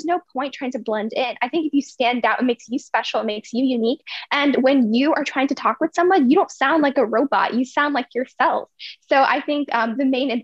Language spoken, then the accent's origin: English; Virginia, United States; also born or lived in India / United Kingdom; I was born in India, and then I lived in UK for 2 years. And then when I was 2.5, I came to Virginia. So I've been in Virginia ever since